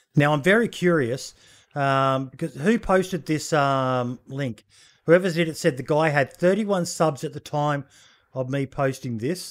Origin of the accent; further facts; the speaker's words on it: Australia; being an Aussie